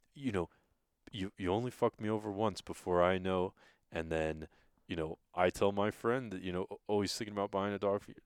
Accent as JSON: {"language": "English", "region": "England", "country": "United Kingdom", "tie": "born or raised there", "moved": "as an adult", "lives_now": "Idaho, United States", "said": "I grew up in England, a country the size of Alabama"}